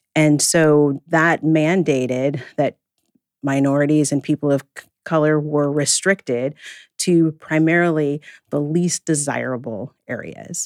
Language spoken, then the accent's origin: English; Portland, Oregon, United States; growing up in Northeast Portland, um, I'm fifty-five years old